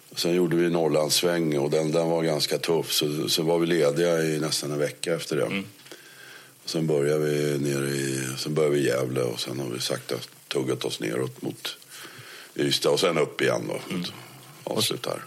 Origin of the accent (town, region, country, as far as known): Netherlands; born or raised there; moved away as an adult; now in Sweden